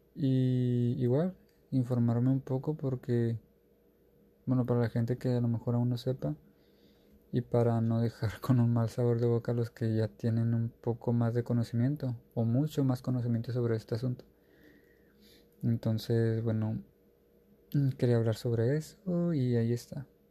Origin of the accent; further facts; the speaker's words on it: Mexico; Yo soy de México